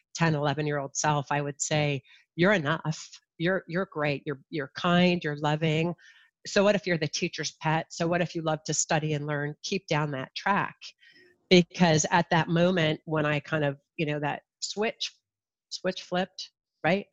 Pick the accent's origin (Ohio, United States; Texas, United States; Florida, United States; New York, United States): Ohio, United States; born or raised there; also born or lived in New Jersey / Kalamazoo, Michigan